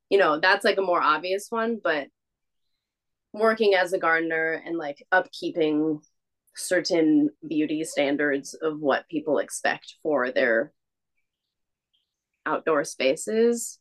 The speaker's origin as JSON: {"language": "English", "region": "West Coast", "country": "United States", "moved": "as an adult", "lives_now": "Philadelphia, United States", "said": "being from the West Coast"}